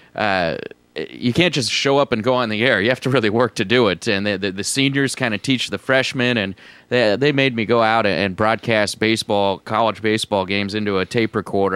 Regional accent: Menlo Park, California, United States; moved away as an adult; now in Tacoma, United States; I grew up in uh, Menlo Park, California, which is about uh, 30 miles south of San Francisco

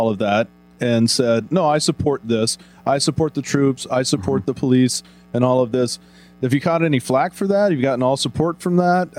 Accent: Texas, United States; moved away; Growing up in Texas, you know, I was exposed to a lot of country music

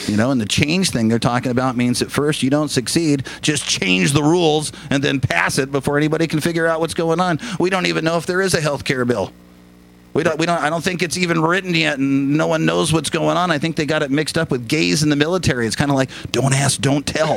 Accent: Lakewood, Washington, United States; I'm a local boy. There, born and raised in Lakewood

